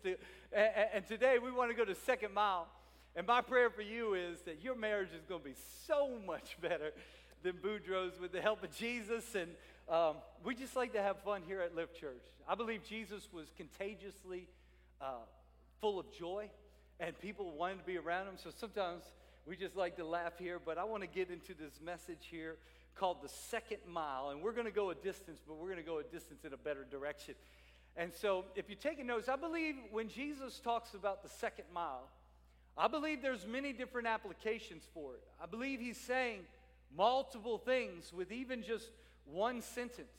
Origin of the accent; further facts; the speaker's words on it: New Orleans and Baton Rouge area, South Louisiana, United States; now in Salisbury, Maryland, United States; I'm a South Louisiana Cajun. I'm from the New Orleans and Baton Rouge area